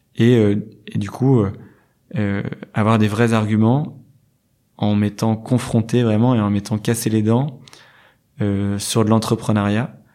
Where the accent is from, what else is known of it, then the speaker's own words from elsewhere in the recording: Lille, Hauts-de-France, France; moved away as an adult; now in Hendaye, France; j'ai 29 ans, je suis lillois. Euh, j'ai fait, euh, j'ai fait vraiment euh, tout mon parcours à, à Lille